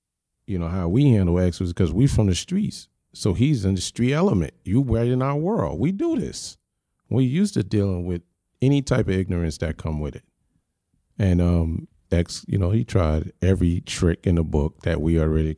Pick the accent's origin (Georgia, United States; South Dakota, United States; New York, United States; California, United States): New York, United States; Yonkers; But you know, Yonkers, I'm from Yonkers. I'm from Uptown, right. Period.